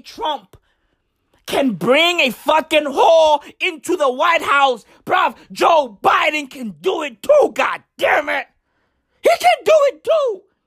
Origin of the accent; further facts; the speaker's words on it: South Africa; I'm African. Okay? I'm recording this shit on African soil, South Africa, to be exact